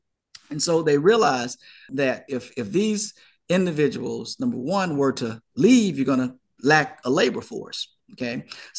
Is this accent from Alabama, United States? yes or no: yes; Talladega, Alabama, United States; now in Montgomery, United States; I'm originally from Talladega, Alabama, and was graduated from Talladega College.